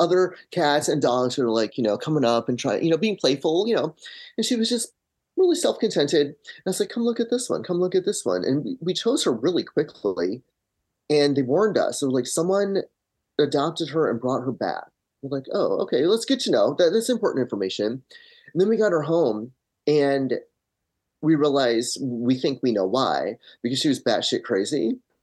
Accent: Michigan, United States; moved away as an adult; now in Los Angeles, United States; I grew up in Michigan, have been in L A for twenty years.

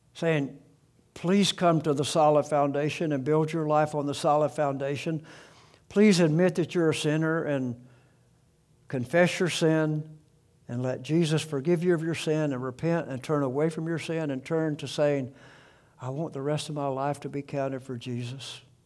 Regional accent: South Alabama, United States; I grew up in South Alabama

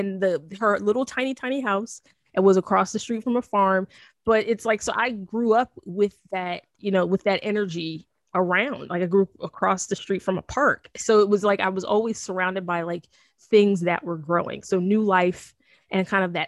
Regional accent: New Jersey, United States; I grew up in South Jersey, so that's nothing, almost all farm

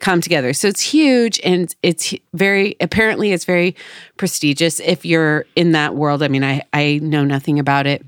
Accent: Oregon City area, United States; I'm from this area, the Oregon Trail ends in Oregon City

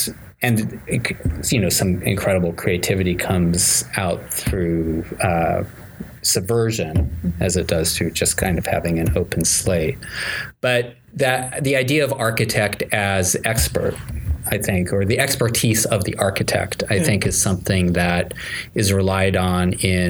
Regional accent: California, United States; moved away; also born or lived in Tokyo / New York / New Haven; both my parents were professors, so I grew up on University of California campuses.

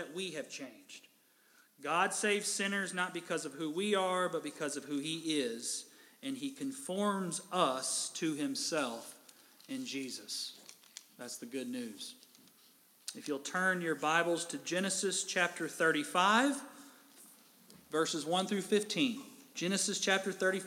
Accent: Kentucky, United States; moved away; my hometown in Kentucky

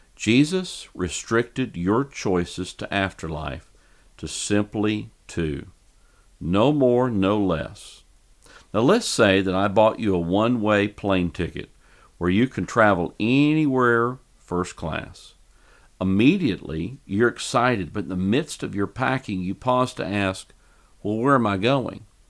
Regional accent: Fort Worth, Texas, United States; here in my hometown of Fort Worth, Texas

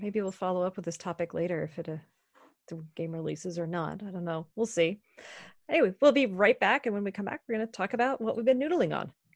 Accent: Maine, United States; moved away; also born or lived in Tacoma / Virginia Beach; where I grew up in Maine

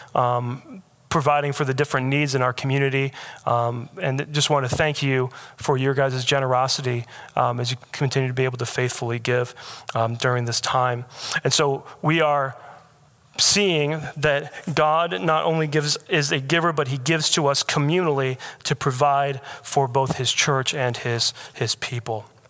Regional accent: Michigan, United States; moved away as an adult; also born or lived in Alaska; now in Raleigh, United States; I was born in Michigan

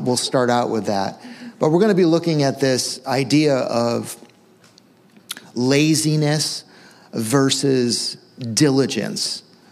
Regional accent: Western Massachusetts, United States; I grew up in Western Mass, and our backyard was just woods

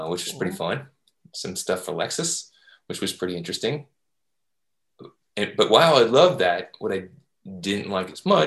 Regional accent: Louisville, Kentucky, United States; moved away as an adult; now in Jacksonville, United States; I was raised in Louisville, Kentucky

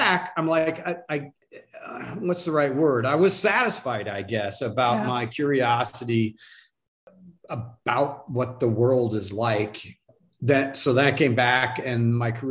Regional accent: Phoenix, Arizona, United States; also born or lived in Tucson, Arizona; I'm a native Arizonan. So I was born in Tucson in the 60s. We moved up to Phoenix when I was in like fifth grade, and lived here ever since

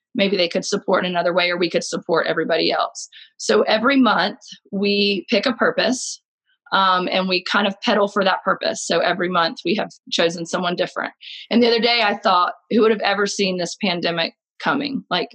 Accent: Jacksonville, North Carolina, United States; also born or lived in Philadelphia, Pennsylvania; now in Boone, United States; I was born and raised in Jacksonville, North Carolina, and came to Boone about 10 years ago from Philadelphia

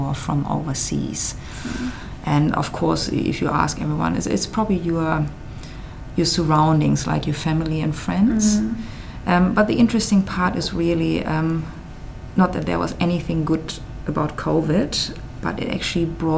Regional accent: Germany; moved away as an adult; now in Adelaide, Australia

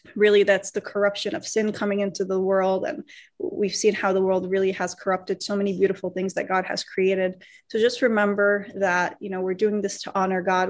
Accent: United States; I grew up mostly in America here

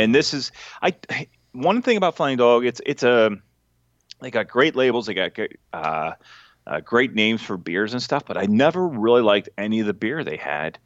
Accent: Dillsburg, Pennsylvania, United States; I got a brewery in my hometown

